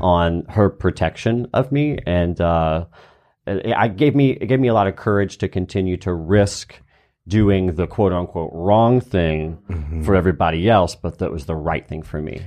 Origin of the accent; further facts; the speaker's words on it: Easley, South Carolina, United States; growing up in Easley, South Carolina